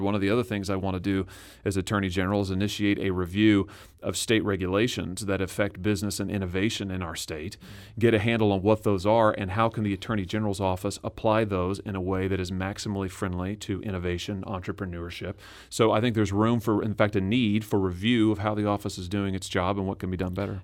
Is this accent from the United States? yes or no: yes; Lexington, Missouri, United States; I'm a Missouri boy. I grew up in Lexington, Missouri.